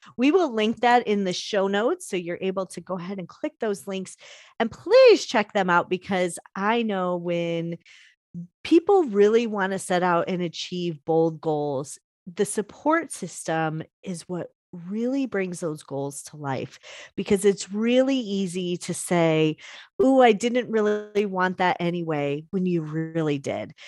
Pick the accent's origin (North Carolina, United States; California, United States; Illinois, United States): Illinois, United States; Chicago; I'm from Chicago